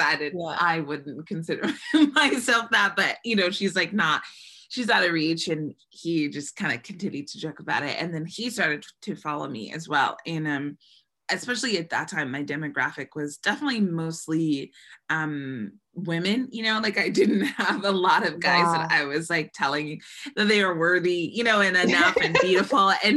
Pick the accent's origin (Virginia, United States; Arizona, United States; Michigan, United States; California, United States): California, United States; Bay Area; moved away as an adult; now in Los Angeles, United States; I grew up in the Bay where there's everything of every kind of person.